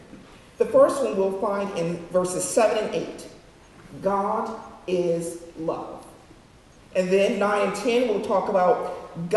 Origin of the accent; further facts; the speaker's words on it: Woodland Hills, California, United States; moved away; in my home state of California. Actually, I lived in Woodland Hills, went to school in Woodland Hills